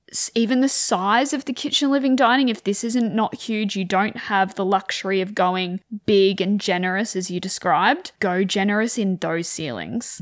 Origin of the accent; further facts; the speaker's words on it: Wagga Wagga, New South Wales, Australia; I grew up in Wagga, freezing cold